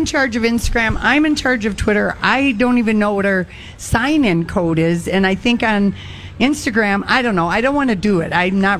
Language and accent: English; Duluth, Minnesota, United States; They're from my hometown. They're Duluth boys.